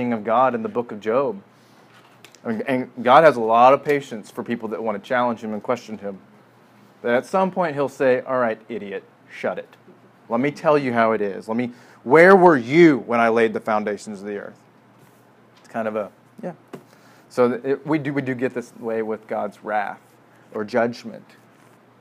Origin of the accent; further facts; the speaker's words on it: Midwest, United States; growing up in the Midwest